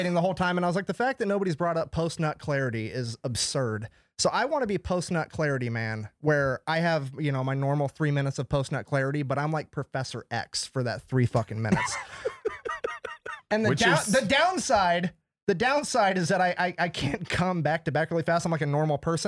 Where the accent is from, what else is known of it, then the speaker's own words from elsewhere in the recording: Iowa, United States; also born or lived in California; I just grew up in Iowa